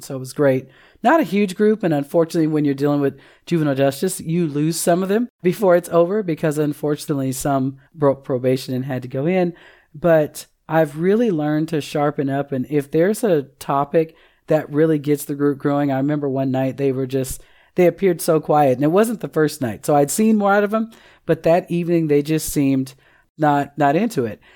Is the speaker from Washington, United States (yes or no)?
yes; Seattle, Washington, United States; moved away as an adult; now in Oklahoma, United States; I'm originally from Seattle, Washington, relocated to Oklahoma in two thousand eight